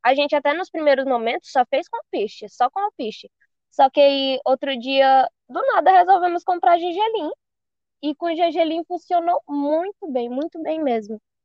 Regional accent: Marabá, Pará, Brazil; Do Pará, sou de Marabá.

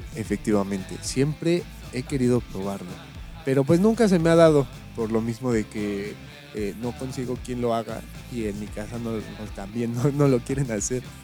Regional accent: Mexico; somos mexicanos

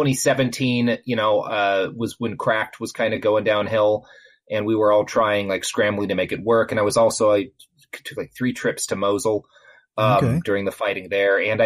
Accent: Texas, United States; I grew up in Texas

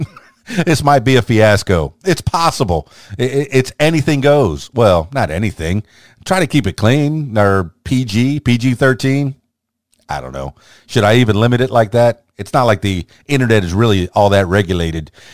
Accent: South Florida, United States; moved away as an adult; also born or lived in Miami, Florida / Fort Lauderdale, Florida; now in Conway, United States; I was born in South Florida, eh, raised in, in Miami, the Fort Lauderdale, and then eventually the Florida Keys

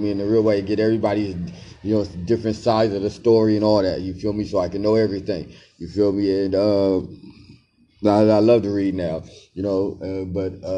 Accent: Los Angeles, California, United States; growing up in Los Angeles, California

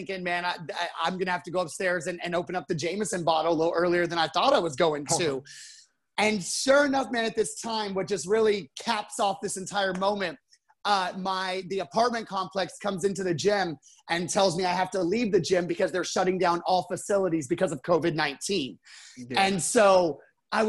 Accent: San Antonio, Texas, United States; I was born here in San Antonio.

